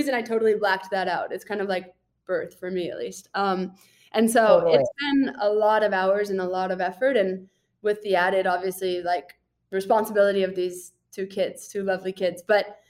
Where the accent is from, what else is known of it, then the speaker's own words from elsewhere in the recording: Boulder, Colorado, United States; also born or lived in Austin, Texas; now in Tucson, United States; I grew up in Boulder, Colorado